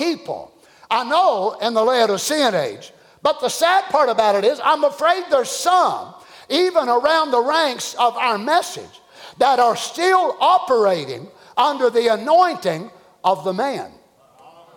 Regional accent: Kentucky, United States; I'm from Kentucky like he was

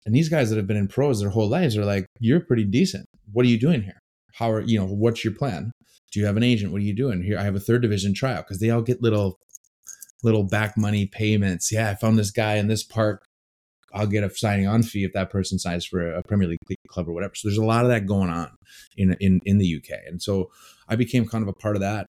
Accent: Green Bay, Wisconsin, United States; moved away as an adult; also born or lived in Chicago / England; I grew up in Green Bay, Wisconsin.

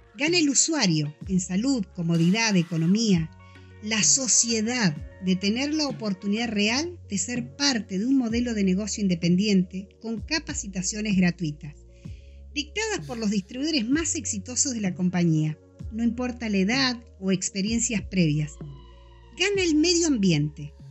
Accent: Junín de los Andes, Neuquén, Argentina; moved away as an adult; now in Neuquén, Argentina; nací y me crié en Junín de los Andes, un pueblo de la provincia de Neuquén

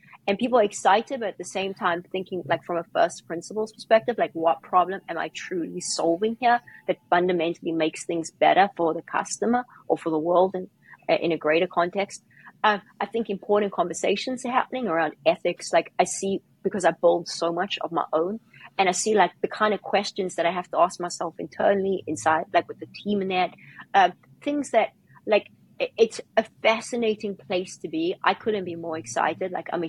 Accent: South Africa; I was involved in crypto for a long time because I came from South Africa.

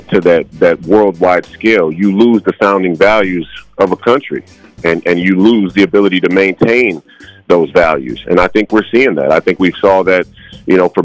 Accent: St. Paul, Minnesota, United States; I was born and raised in St. Paul

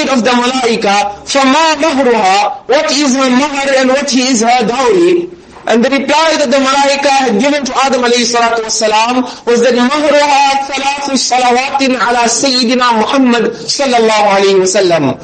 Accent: Durban, KwaZulu-Natal, South Africa; we are from Durban.

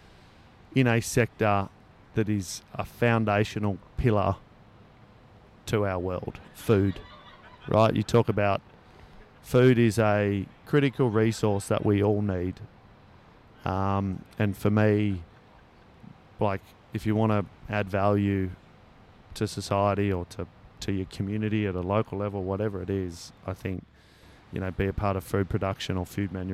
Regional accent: Northern New South Wales, Australia; now in Northern Beaches, Australia; I'm obviously from Northern New South Wales as well.

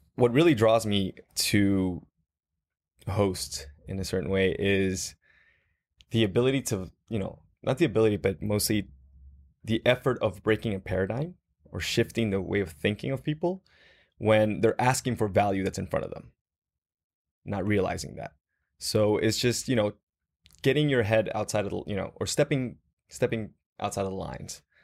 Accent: Guatemala; moved away as an adult; also born or lived in Dallas, United States; I was born and raised in Guatemala

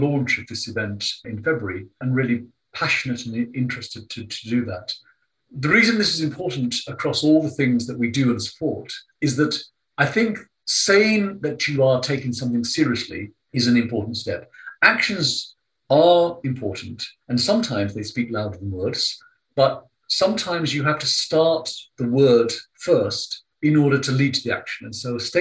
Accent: London, United Kingdom; I have an Indian father, Italian mother, growing up in London.

